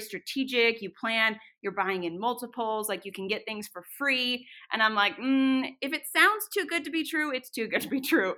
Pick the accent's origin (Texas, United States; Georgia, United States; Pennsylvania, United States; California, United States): California, United States; Northern; now in Boise, United States; I grew up in Northern California